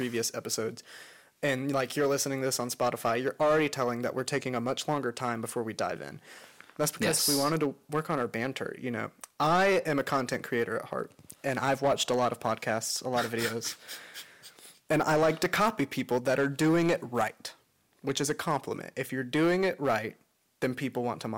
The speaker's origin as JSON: {"language": "English", "region": "North Carolina", "country": "United States", "said": "I am from North Carolina"}